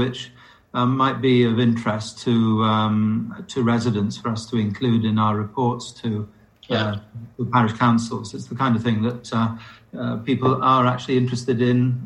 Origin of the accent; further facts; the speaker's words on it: Wales, United Kingdom; As a Welshman